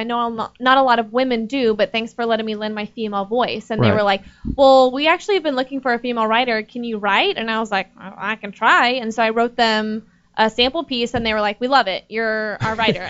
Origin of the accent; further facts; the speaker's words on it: Texas, United States; moved away as an adult; I'm from Texas.